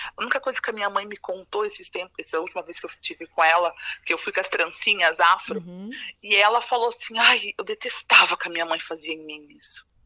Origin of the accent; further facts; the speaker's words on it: Ourinhos, São Paulo, Brazil; moved away as an adult; also born or lived in Argentina; now in Concórdia, Brazil; sou de São Paulo, do interior de São Paulo, Ourinhos, é, capital é, da cana-de-açúcar.